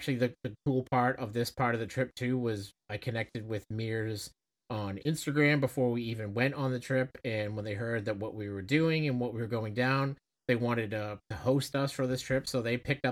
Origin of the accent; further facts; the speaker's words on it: Boston, Massachusetts, United States; We're from Boston